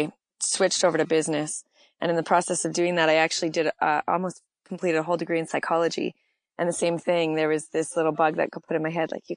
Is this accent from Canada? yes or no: yes; Saskatchewan, Canada; also born or lived in California; now in Los Angeles, United States; I grew up in a small town of like 150 people in Saskatchewan